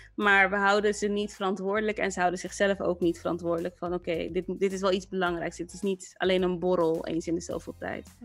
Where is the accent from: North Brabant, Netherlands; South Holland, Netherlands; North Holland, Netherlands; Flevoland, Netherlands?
South Holland, Netherlands; Rotterdam; moved away as an adult; also born or lived in Amsterdam; Ik ben zelf opgegroeid in Rotterdam en in Rotterdam ben ik ehm, in Kralingen opgegroeid